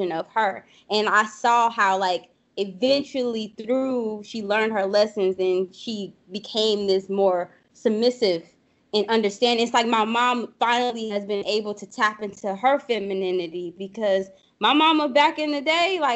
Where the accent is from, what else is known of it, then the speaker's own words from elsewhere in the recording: New Orleans, Louisiana, United States; I'm from the boot, honey. I'm from New Orleans.